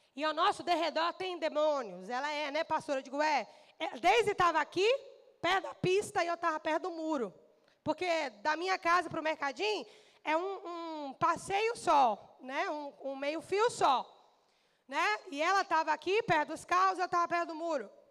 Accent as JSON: {"language": "Portuguese", "country": "Brazil", "said": "Nós somos a nação brasileira, nós somos brasileiros"}